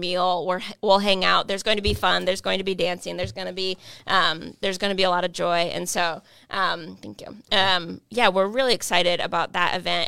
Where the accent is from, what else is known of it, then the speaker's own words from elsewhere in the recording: United States; I am fully English speaking. I've lived here my, all my life